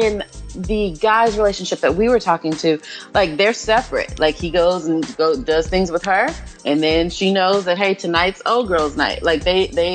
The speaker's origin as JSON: {"language": "English", "town": "Oklahoma City", "region": "Oklahoma", "country": "United States", "tie": "born or raised there", "moved": "as an adult", "lives_now": "Dallas, United States", "said": "I've been in Dallas for a year now, but born and raised in Oklahoma City"}